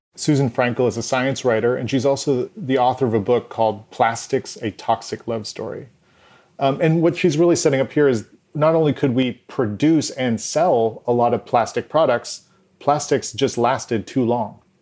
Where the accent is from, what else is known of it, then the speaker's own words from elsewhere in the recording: Maine, United States; moved away; I'm from Maine originally